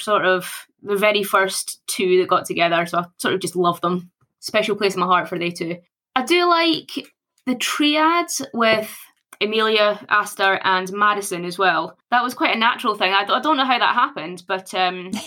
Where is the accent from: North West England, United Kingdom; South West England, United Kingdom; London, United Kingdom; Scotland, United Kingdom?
Scotland, United Kingdom; Born and bred in Scotland.